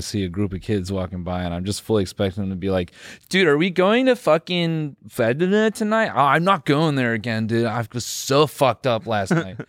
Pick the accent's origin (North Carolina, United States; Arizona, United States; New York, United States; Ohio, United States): North Carolina, United States; Benson; I am from Raleigh. I'm just playing, man. I'm from Benson.